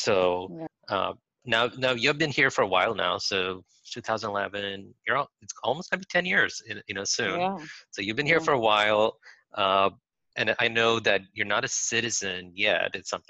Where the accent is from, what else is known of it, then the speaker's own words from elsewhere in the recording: Saudi Arabia; also born or lived in India / Philippines; I grew up in different, like I grew up in Saudi Arabia, then in India, then in the Philippines for a bit.